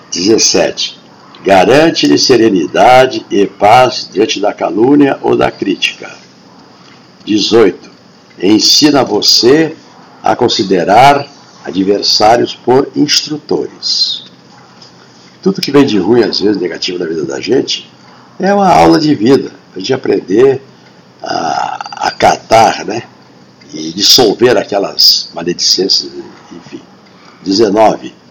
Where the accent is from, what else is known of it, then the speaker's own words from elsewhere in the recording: Rio Grande do Sul, Brazil; E olha que eu estou com 79 anos lá na minha terra, no Rio Grande do Sul, quando uma professora falou eu nunca mais esqueci